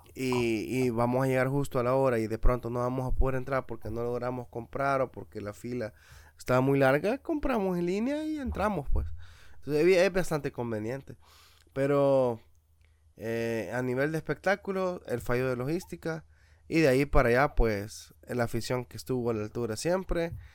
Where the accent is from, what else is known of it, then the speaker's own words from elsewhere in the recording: Metapán, Santa Ana, El Salvador; nosotros seamos nacidos y criados allá en Metapán